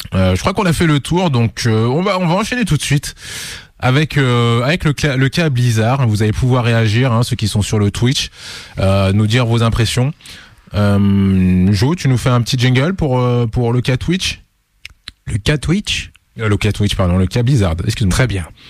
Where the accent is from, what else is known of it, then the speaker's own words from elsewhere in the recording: Lyon, Auvergne-Rhône-Alpes, France; on est lyonnais.